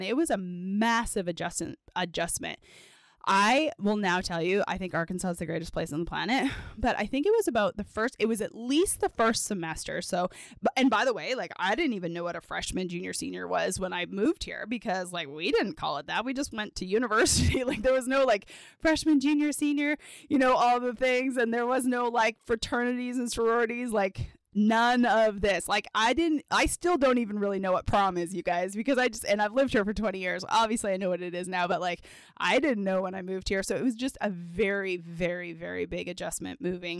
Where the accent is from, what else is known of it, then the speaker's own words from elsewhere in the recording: Edmonton, Alberta, Canada; I grew up in Edmonton, Alberta, Canada.